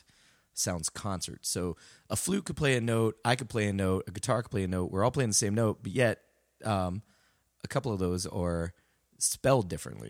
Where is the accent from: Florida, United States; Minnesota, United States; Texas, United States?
Texas, United States; San Antonio; also born or lived in Dallas, Texas; originally I was um, San Antonio, and um, you know I I started um, you know preschool, elementary around there, mm-hmm. and um, that was the south side of San Antonio, and then uh, my my parents uh, moved to Dallas um, mm-hmm. for a job, so then I pretty much finished the rest of my school career kind of in Dallas until high school and went back to San Antonio